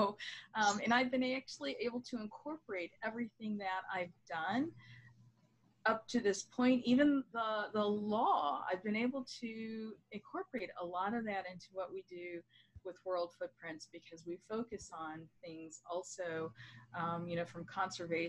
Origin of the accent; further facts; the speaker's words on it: Michigan, United States; moved away as an adult; also born or lived in United Kingdom / London, United Kingdom; now in Washington DC area, United States; I moved from my home state of Michigan to the DC area